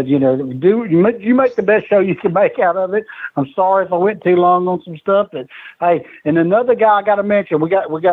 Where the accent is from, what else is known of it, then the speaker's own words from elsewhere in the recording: Tennessee, United States; also born or lived in North Carolina; I'm from Tennessee